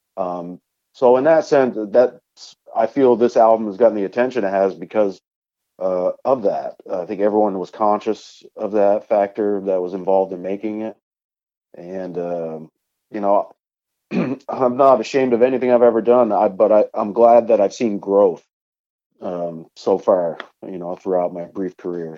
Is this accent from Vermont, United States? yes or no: yes; Vermont, United States; up here in my home state of Vermont.